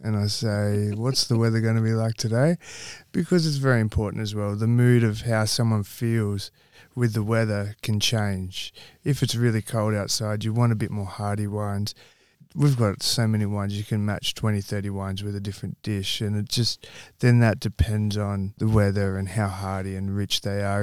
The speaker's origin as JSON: {"language": "English", "town": "Campbelltown", "region": "New South Wales", "country": "Australia", "tie": "born or raised there", "also_born_or_lived": "North Queensland", "moved": "as an adult", "lives_now": "Western Australia, Australia", "said": "I grew up in Campbell Town."}